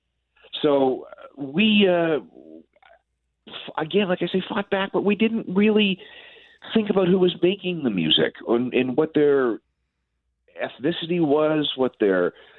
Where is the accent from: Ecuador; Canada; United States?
Canada; Winnipeg, Manitoba; I grew up in Winnipeg